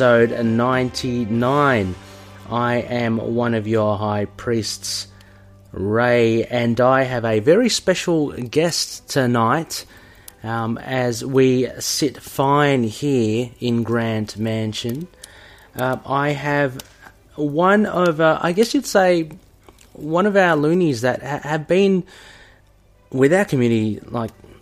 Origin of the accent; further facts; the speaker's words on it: Australia; my background is Filipino as well. Kind of grew up in Australia